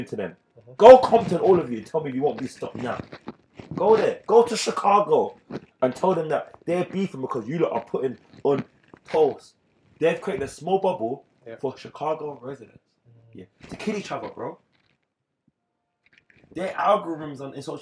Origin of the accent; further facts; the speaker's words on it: United Kingdom; I'm British still